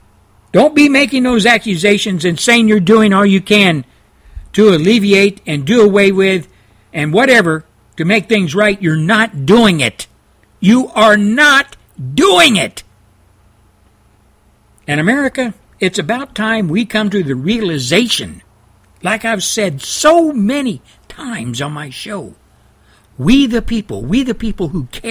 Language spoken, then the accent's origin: English; Texas, United States; he's from my home state of Texas.